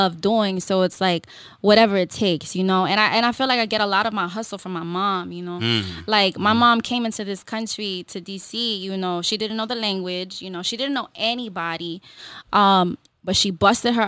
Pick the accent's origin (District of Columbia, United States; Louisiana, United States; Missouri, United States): District of Columbia, United States; Washington; also born or lived in Houston; Columbia Heights D.C. Uptown